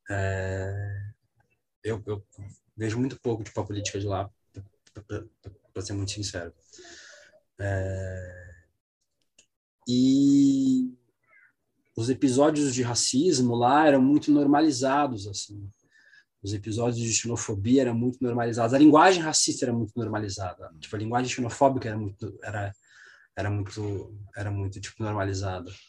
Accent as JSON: {"language": "Portuguese", "region": "South Region", "country": "Brazil", "tie": "born or raised there", "said": "essas coisas acontecem na região sul. E assim, foi lugar onde eu cresci, um lugar muito conservador mesmo."}